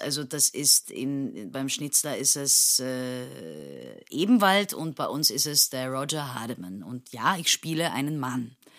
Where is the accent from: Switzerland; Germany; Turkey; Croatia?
Turkey; Istanbul; moved away as an adult; now in Vienna, Austria; ich bin ja geboren und aufgewachsen in Istanbul